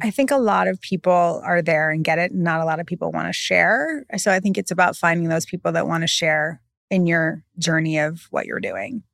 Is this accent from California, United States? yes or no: yes; California, United States; now in New York, United States; I'm so from California